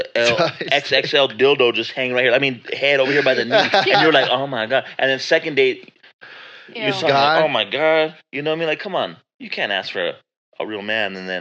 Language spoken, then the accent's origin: English; El Paso, Texas, United States; now in Las Cruces, United States; I was raised in Central El Paso